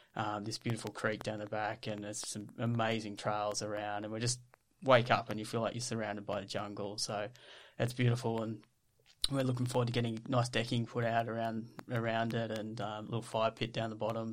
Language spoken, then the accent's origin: English; Ballarat, Victoria, Australia; So I grew up in Ballarat. Um, we I grew up on a farm